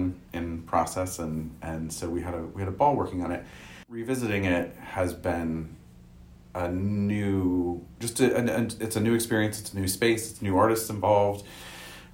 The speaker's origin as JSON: {"language": "English", "region": "California", "country": "United States", "tie": "born or raised there", "said": "I grew up in California, and in a pretty conservative part of California"}